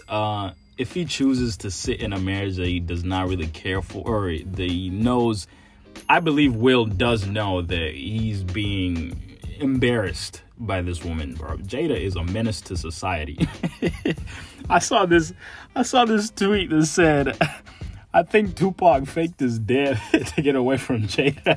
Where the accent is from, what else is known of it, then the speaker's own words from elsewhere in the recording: Nairobi, Kenya; also born or lived in Dallas, Texas / San Marcos, Texas; now in Texas, United States; born and raised in Nairobi, Kenya, but my family lives in Dallas, Texas, and I currently go to school at Texas State University